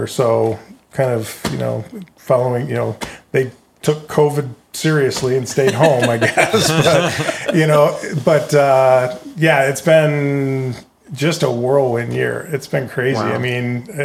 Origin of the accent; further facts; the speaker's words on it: Grand Rapids, Michigan, United States; moved away as an adult; also born or lived in Linden, Michigan; We're both from Michigan, both from Grand Rapids